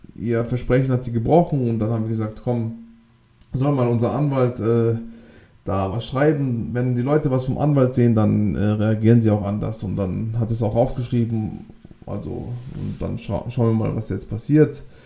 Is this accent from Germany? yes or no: yes; Baden-Württemberg, Germany; Wir kommen ja auch aus dem Südbaden, also ganz Südwesten Deutschlands